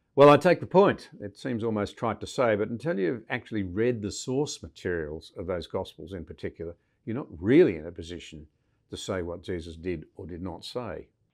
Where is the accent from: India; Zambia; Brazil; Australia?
Australia; as a Scottish Australian